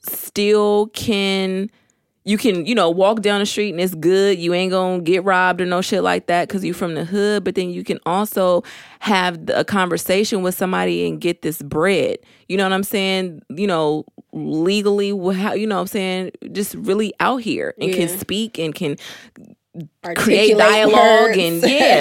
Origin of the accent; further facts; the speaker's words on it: Oakland, California, United States; I'm somebody from Oakland. I'm somebody from East Oakland